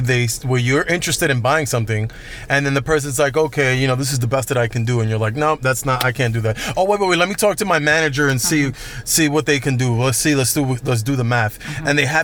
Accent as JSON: {"language": "English", "town": "Orlando", "region": "Florida", "country": "United States", "said": "I'm from Orlando."}